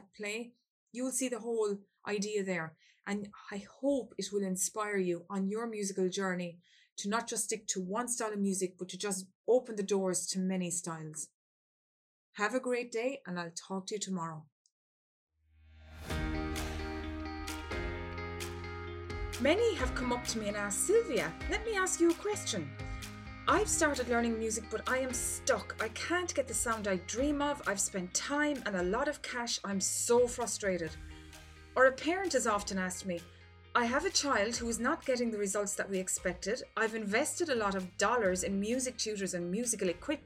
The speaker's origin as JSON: {"language": "English", "country": "Ireland"}